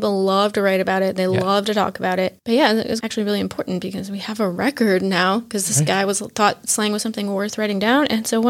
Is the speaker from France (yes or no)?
no; United States; born or raised there